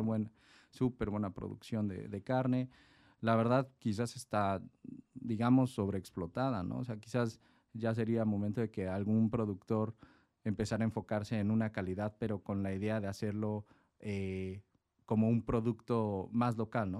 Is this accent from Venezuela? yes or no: no; Mexico City, Mexico; moved away as an adult; now in Tecate, Mexico; Yo soy originario de la Ciudad de México, mis padres son japoneses, yo nací en la Ciudad de México